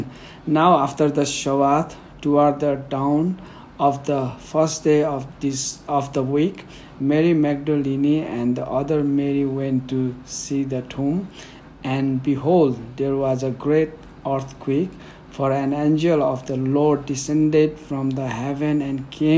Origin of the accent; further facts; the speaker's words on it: Nepal; first language Newari; English is a second language; My mother tongue is Newari. So normally Newari speaks in Kathmandu, the capital of Nepal